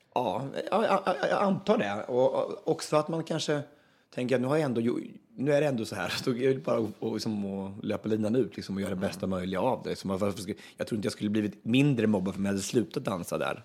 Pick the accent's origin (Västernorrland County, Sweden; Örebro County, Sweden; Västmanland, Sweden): Örebro County, Sweden; Östansjö; jag kommer från Östansjö egentligen. Det ligger utanför Hallsberg en mil ungefär